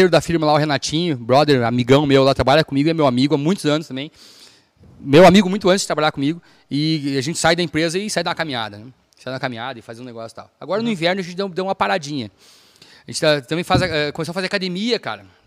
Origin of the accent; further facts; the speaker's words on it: Viamão, Rio Grande do Sul, Brazil; born there; also born or lived in Rio Pardo / Campo Bom / Novo Hamburgo; É, é, é maluquice, mas eu nasci em Viamão, eu morei em, em Rio Pardo, eu morei em Campo Bom. Meu pai faleceu, a gente foi morar em Novo Hamburgo.